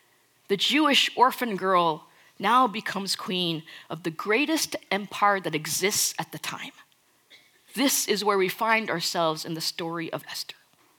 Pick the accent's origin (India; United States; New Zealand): India; Now, I'm Indian. And I'll tell you something, we know how to party.